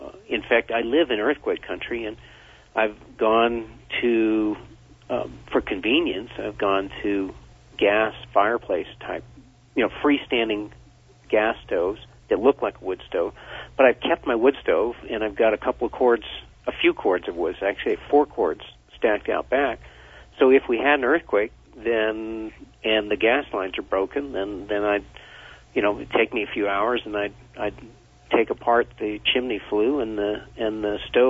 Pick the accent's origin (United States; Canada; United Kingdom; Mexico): United States; Vermont; born or raised there